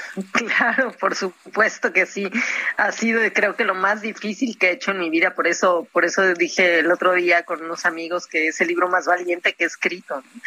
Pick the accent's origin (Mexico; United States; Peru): Mexico; moved away as an adult; also born or lived in Cancún; now in Europe; Yo soy muy mexicana en ese sentido. Me gusta mucho mi tierra, mi país